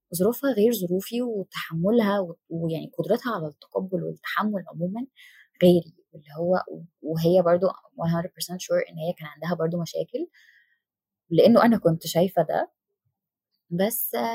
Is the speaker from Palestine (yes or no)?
no; Damanhur, Beheira, Egypt; انا من دمنهور